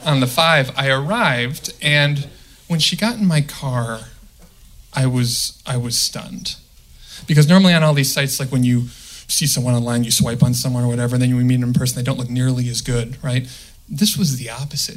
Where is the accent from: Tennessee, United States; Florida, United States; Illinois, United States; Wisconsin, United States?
Illinois, United States; outside Chicago, the Midwest; moved away; I'm from the Midwest. Right? Okay. And, okay. Outside Chicago